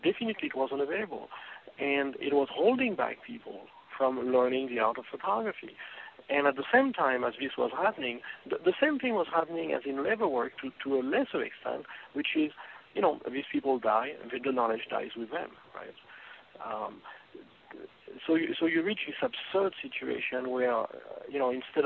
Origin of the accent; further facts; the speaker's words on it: France; moved away; when I was growing up in France